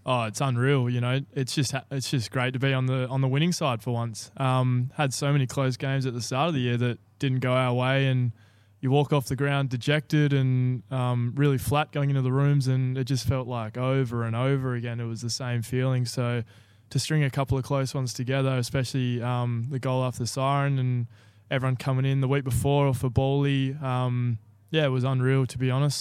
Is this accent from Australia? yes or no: yes; Bunbury, Western Australia, Australia; also born or lived in Guildford; born and raised in Bunbury